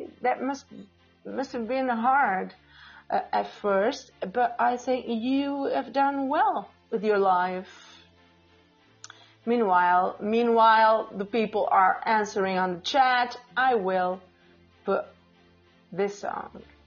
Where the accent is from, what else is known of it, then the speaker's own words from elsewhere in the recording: Portugal; first language Portuguese; English is a second language; I'm from Portugal. My main language is Portuguese. But I speak English